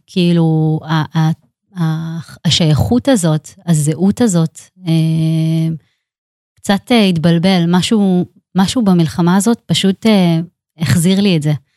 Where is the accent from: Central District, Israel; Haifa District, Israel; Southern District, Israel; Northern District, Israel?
Central District, Israel; Netanya; אני גדלתי, אה, בעיר נתניה